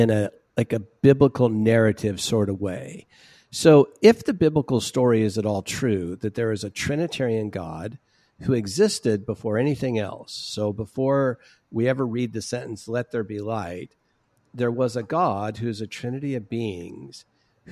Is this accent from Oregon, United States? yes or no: no; Orange County, California, United States; I'm from Orange County, California